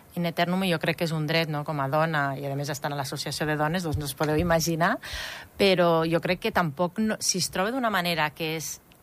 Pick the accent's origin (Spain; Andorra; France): Andorra; moved away; jo soc d'Andorra, però vaig estar molts anys fora